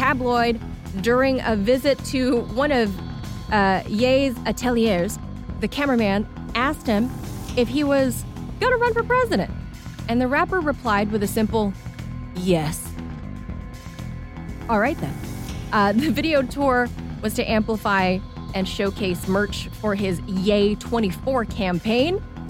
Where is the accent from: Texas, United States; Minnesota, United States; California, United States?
California, United States; I'm a Californian